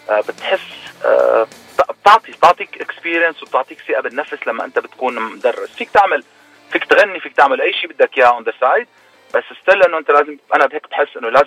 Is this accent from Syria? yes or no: yes; Syria; also born or lived in Lebanon; now in Toronto, Canada; لا قعدت بلبنان اربع سنين